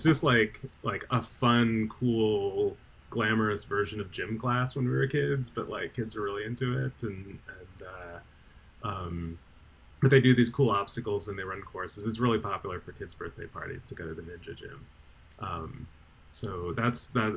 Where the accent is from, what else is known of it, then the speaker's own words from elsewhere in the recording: New Jersey, United States; now in Eugene, United States; I'm from New Jersey